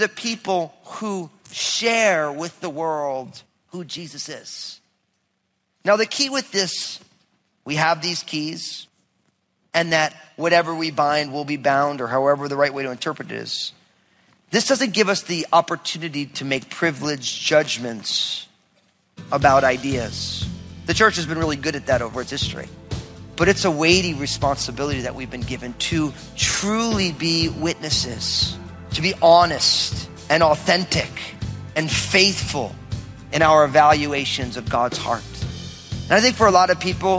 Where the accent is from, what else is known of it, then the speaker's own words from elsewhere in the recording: United States; also born or lived in Southern Oregon; now in Washington, United States; I grew up outside of New York